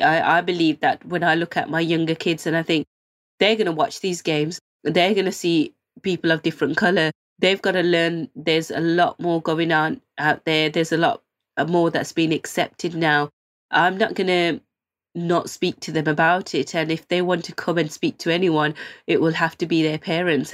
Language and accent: English; Birmingham, West Midlands, United Kingdom; I was selected as one of the fourteen hometown heroes. We're all from Birmingham